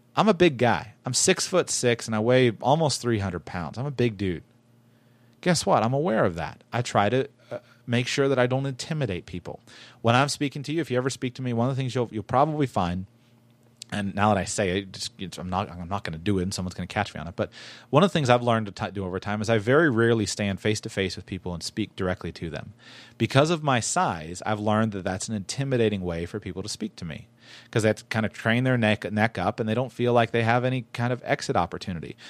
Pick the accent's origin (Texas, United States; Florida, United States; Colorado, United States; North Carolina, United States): Florida, United States; West Palm Beach; I grew up in West Palm Beach, Florida.